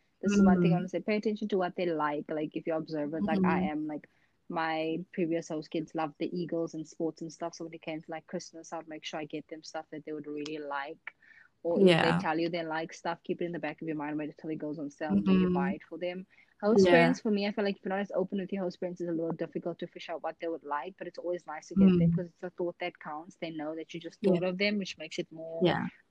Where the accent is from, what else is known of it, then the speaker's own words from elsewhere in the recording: South Africa; moved away; I'm from South Africa